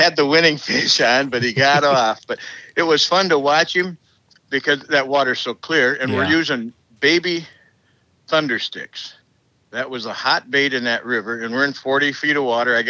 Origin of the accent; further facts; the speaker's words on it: Dearborn, Michigan, United States; I grew up in Dearborn